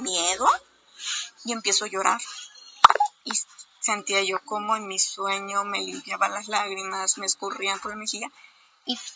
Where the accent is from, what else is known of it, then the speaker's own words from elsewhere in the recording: Veracruz, Mexico; soy de Veracruz y las noches son súper calurosas.